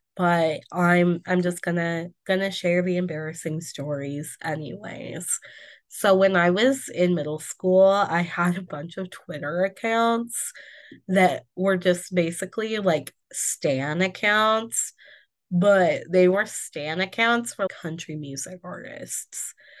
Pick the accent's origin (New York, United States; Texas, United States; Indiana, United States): Indiana, United States; I am from Indiana